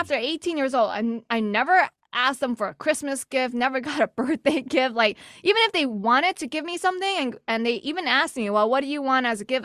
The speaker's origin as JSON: {"language": "English", "town": "New York City", "region": "New York", "country": "United States", "also_born_or_lived": "Texas", "moved": "yes", "lives_now": "Boston, United States", "said": "I'm actually originally from New York City"}